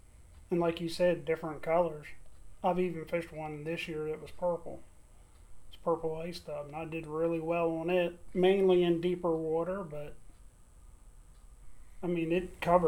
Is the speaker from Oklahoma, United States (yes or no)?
no; Pennsylvania, United States; We're from Pennsylvania.